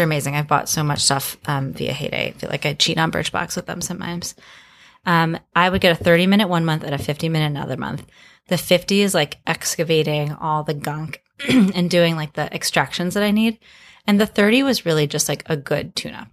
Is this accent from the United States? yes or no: yes; Miami, Florida, United States; I grew up in Miami